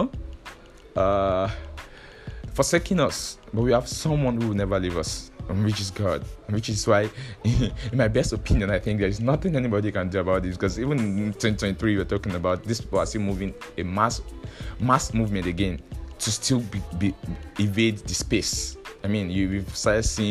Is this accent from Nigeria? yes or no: yes; Nigeria; I understand the frustration of being a Nigerian